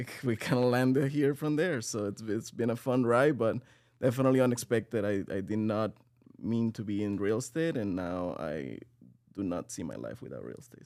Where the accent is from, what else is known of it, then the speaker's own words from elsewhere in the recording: Venezuela; moved away as an adult; now in United States; I'm from Venezuela. I'm, um, twenty-eight years old. I came to the U S about six years ago